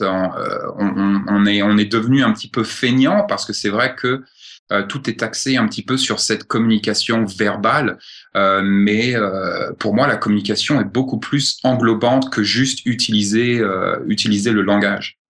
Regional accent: France; moved away as an adult; now in Montana, United States; je suis français, né en France, grandi en France

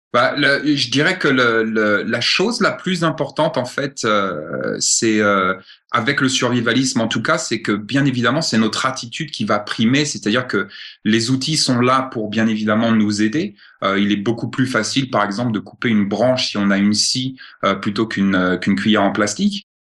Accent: France; moved away as an adult; now in Montana, United States; je suis français, né en France, grandi en France

